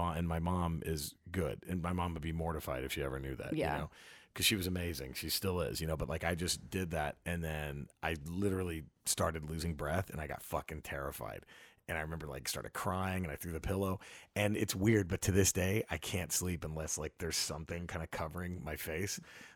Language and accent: English; Dallas, Texas, United States; we're from Dallas.